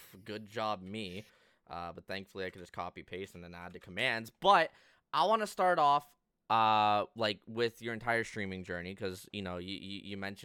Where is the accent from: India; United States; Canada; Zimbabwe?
Canada; another Canadian